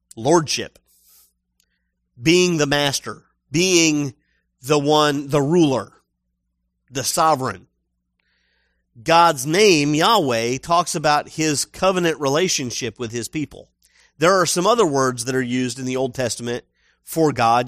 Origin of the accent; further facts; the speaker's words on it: United States; I'm American